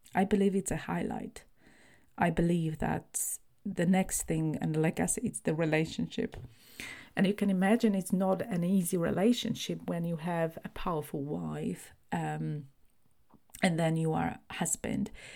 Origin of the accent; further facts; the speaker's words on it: Poland; now in United Kingdom; I was born in Poland, and that's my kind of primary nationality